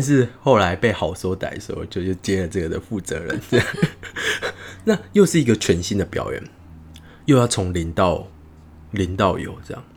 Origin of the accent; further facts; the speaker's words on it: Tainan, Taiwan; moved away as an adult; also born or lived in Taipei; 我是台南人嘛